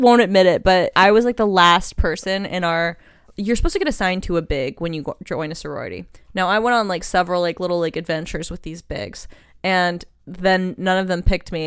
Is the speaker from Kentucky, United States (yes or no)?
no; Texas, United States; I grew up in Texas, and we had this woods across the street from our house